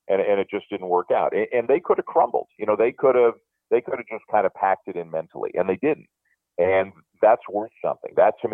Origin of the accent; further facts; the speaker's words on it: Canada; I love being Canadian.